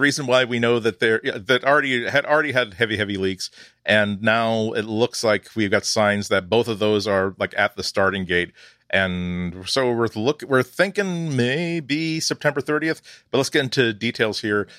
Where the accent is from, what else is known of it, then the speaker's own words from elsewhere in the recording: United States; accent: American; I am American, I was raised around Americans